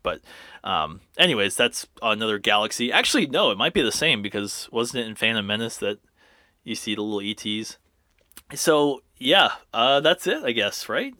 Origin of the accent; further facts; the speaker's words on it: Orlando, Florida, United States; I grew up in Orlando, so I was constantly going to Universal